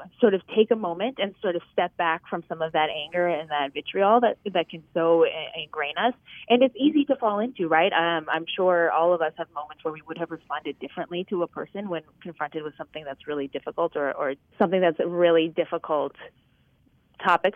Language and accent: English; Midwest, United States; I'm a Midwesterner